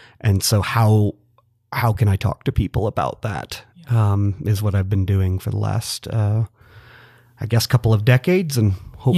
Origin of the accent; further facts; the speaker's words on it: Atlanta, Georgia, United States; I grew up in and around the church. I'm from Metro Atlanta originally.